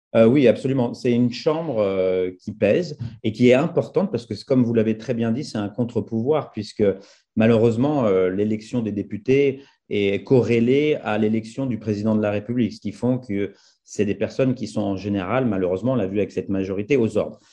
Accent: France; moved away; quand on est français établi hors de France, on a des fois une double culture, on a des visions différentes, on a du recul par rapport à, notre pays d'origine

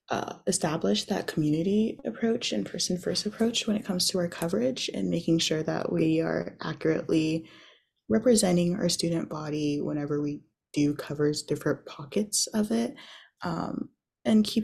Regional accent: Atlanta, Georgia, United States; I am from Atlanta, Georgia

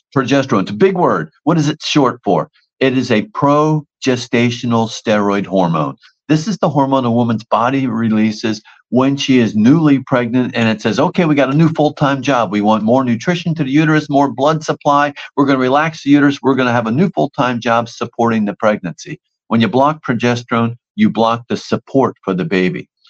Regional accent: New Jersey, United States; I'm from New Jersey

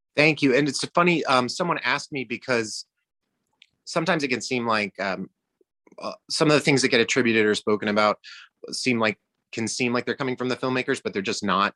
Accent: Georgia, United States; I grew up in Georgia

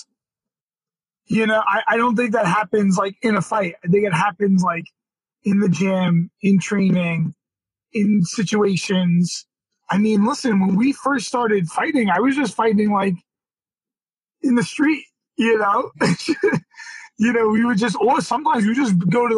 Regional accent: New York City, New York, United States; we were from Brooklyn, we're from Brooklyn

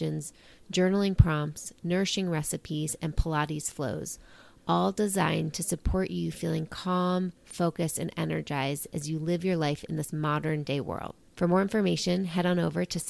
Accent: New York, United States; I'm a New Yorker.

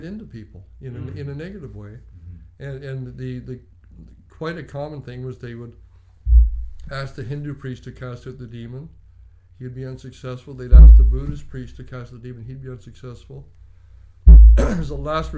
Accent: Canada; I was born in Canada. I've grown up in Canada

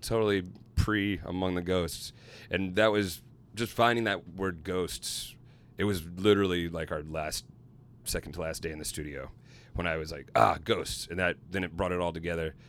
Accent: Little Rock, Arkansas, United States; my hometown of Little Rock, Arkansas

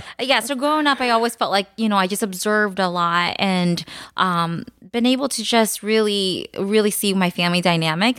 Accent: United States; born or raised there; first language Khmer; English is a second language

